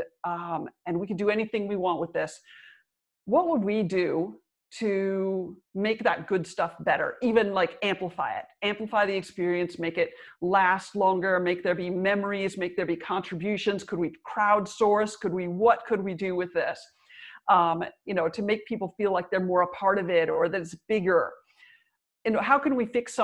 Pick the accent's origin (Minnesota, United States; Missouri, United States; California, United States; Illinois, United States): Minnesota, United States; I'm from Minnesota, which is the original, like the ice hockey capital of America